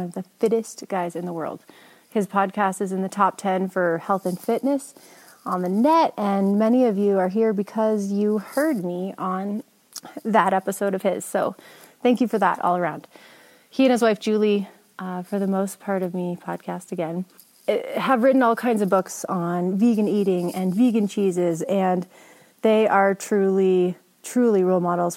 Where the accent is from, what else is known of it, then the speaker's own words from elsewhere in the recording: Jackson, Wyoming, United States; my hometown of Jackson Hole.